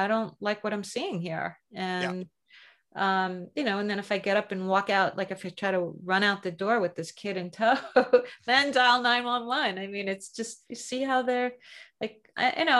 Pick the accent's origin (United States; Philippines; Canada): United States; accent: American; my American accent